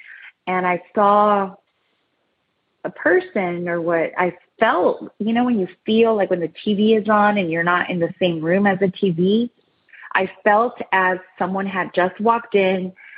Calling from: San Diego, California, United States; I'm calling from San Diego, California.

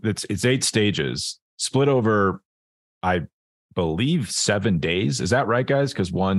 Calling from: Boulder, Colorado, United States; also born or lived in Hawaii; I'm from Boulder, Colorado. It's freezing cold.

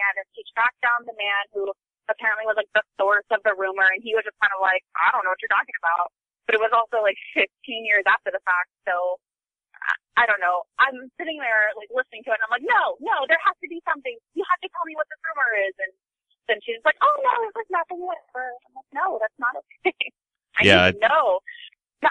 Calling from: Sacramento, California, United States; I'm calling from Northern California, Sacramento area.

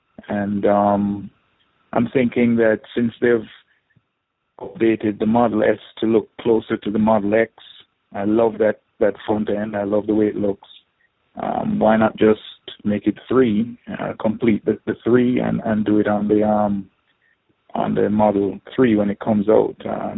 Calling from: South Florida, United States; I'm calling from South Florida

